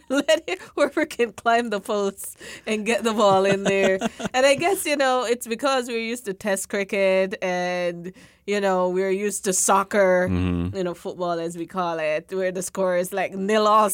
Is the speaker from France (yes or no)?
no; Jamaica; moved away; growing up in the Caribbean